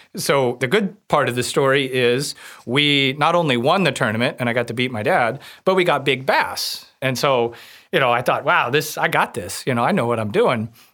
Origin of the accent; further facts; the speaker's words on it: Warsaw, Missouri, United States; I grew up outside of Warsaw, Missouri, on Truman Lake